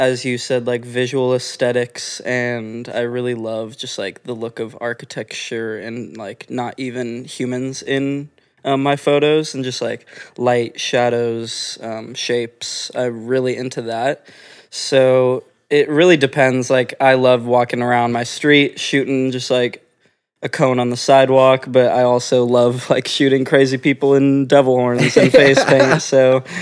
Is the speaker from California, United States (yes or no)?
yes; Orange County, California, United States; moved away as an adult; now in Los Angeles, United States; I grew up born and raised in Orange County, which is not far from here